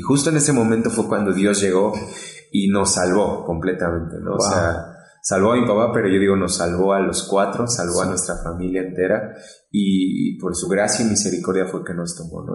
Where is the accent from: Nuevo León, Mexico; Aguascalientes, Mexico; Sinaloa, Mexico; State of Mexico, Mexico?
State of Mexico, Mexico; now in Puebla, Mexico; yo soy del Estado de México. Actualmente estamos en Puebla, ¿no? Pero eh, nací en el Estado de México